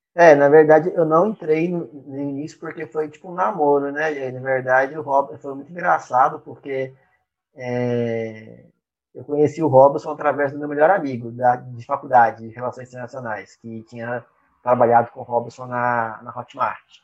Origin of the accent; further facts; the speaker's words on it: Uberaba, Minas Gerais, Brazil; moved away as an adult; also born or lived in Belo Horizonte, Brazil / Canada; now in Salvador, Brazil; eu sou nasci em Belo Horizonte, fui criado no interior de Minas, em Beraba.